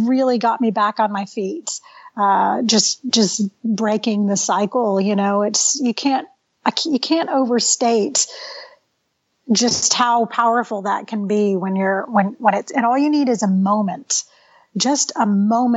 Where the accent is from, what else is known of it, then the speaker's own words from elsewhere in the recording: Texas, United States; moved away as an adult; also born or lived in California; I came back to Texas. I'm basically from Texas